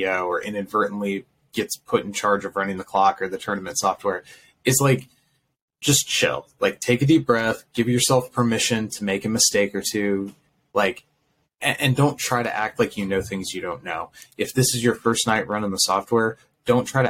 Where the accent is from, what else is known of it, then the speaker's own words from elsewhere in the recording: Iowa, United States; I'm from Iowa